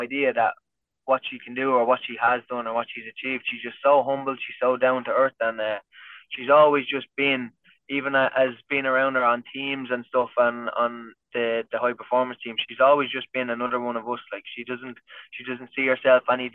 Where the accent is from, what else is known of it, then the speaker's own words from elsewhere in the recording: County Kildare, Ireland; I'm from Kildare, which is just like 20 minutes outside Dublin